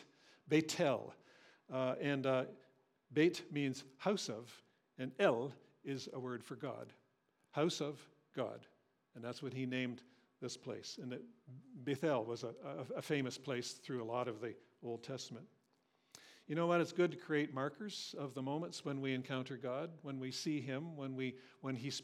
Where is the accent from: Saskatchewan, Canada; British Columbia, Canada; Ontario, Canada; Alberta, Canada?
Ontario, Canada; Cambridge; Cambridge, I was raised in Cambridge